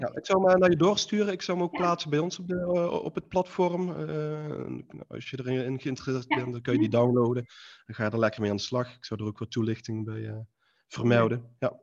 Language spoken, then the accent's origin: Dutch; Eindhoven, North Brabant, Netherlands; ik kom uit Eindhoven, Philips